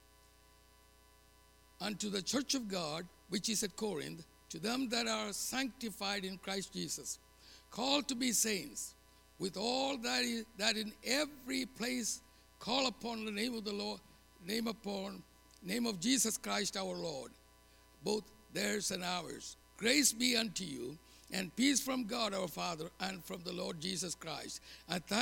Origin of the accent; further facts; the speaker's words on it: India; moved away as an adult; now in United States; I'm going back to India